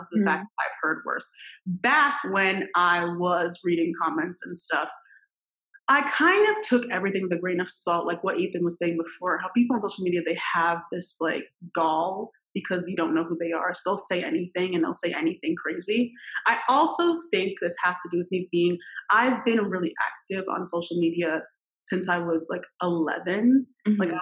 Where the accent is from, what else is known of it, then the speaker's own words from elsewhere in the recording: Westchester County, New York, United States; I grew up in Westchester County, New York